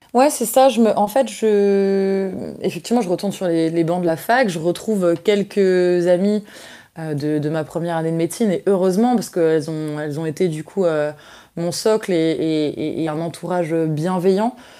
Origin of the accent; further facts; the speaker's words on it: Mâcon, Bourgogne-Franche-Comté, France; je suis née à Mâcon le 16 mars 1993.